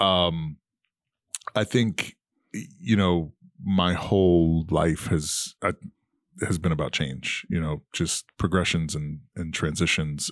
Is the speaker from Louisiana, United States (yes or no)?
no; New York City, New York, United States; moved away as an adult; now in Charlotte, United States; proud New Yorker from Queens